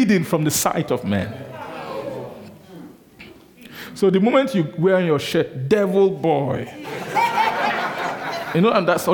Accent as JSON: {"language": "English", "town": "Benin City", "region": "Edo", "country": "Nigeria", "tie": "born or raised there", "said": "I grew up in Benin, in Nigeria."}